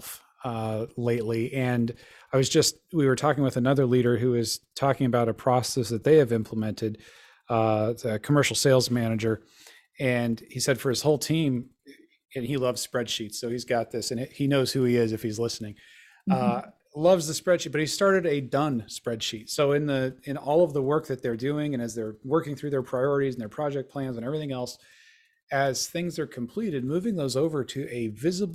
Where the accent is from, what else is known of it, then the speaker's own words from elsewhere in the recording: Colorado, United States; I grew up in Colorado